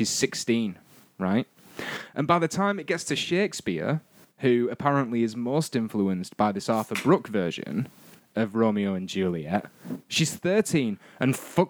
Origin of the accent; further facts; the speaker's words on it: Northern England, United Kingdom; someone who's half English and half Scottish and all Northern.